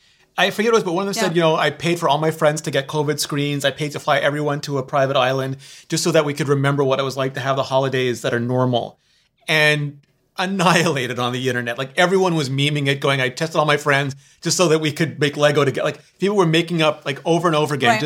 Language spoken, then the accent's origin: English; Canada; I'm a Canadian.